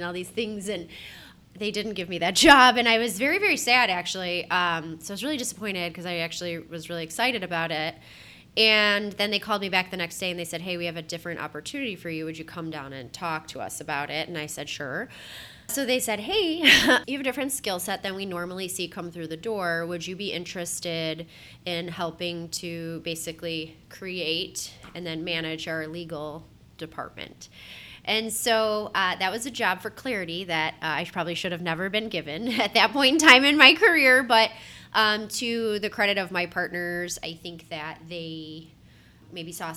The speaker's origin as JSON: {"language": "English", "town": "Buffalo", "region": "New York", "country": "United States", "tie": "born or raised there", "also_born_or_lived": "Columbus, Ohio", "moved": "as an adult", "said": "I am born and raised in Buffalo"}